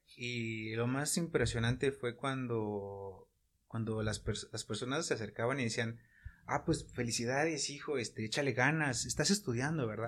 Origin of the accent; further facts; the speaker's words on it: Cholula, Puebla, Mexico; soy de aquí de Puebla, más, bueno, de Chulula